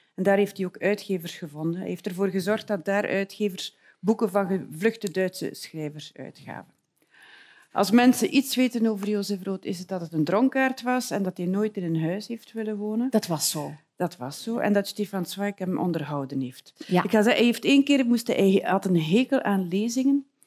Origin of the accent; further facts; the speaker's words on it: West Flanders, Belgium; ik kom uit West-Vlaanderen.